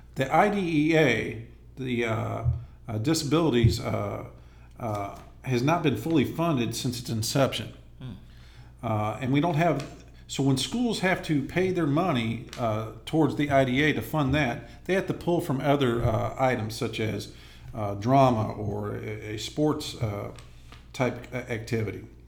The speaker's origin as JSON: {"language": "English", "town": "Inglewood", "region": "California", "country": "United States", "moved": "as an adult", "said": "I'm originally from Inglewood, California. Okay. I, le- I left there in uh, 1987 to join the Army at the age of 19"}